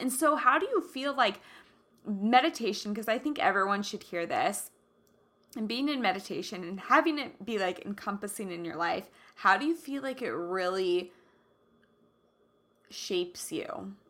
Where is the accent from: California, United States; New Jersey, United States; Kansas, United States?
Kansas, United States; Kansas City; totally different from how I grew up, which is Kansas, and like Kansas City